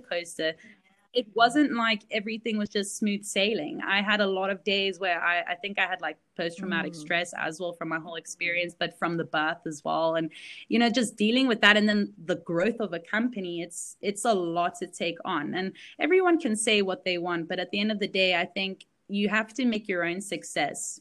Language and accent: English; South Africa; also born or lived in Belgium; this is where I grew up